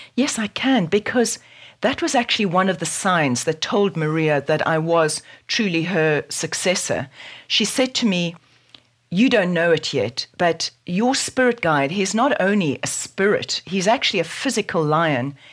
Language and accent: English; South Africa; born or raised there